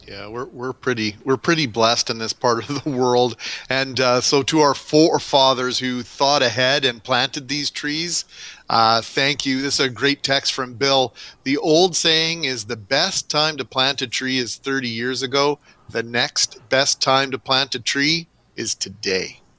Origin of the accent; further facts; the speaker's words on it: Altona, Manitoba, Canada; moved away; where I grew up in Altona, we were at the time a very new street in the town.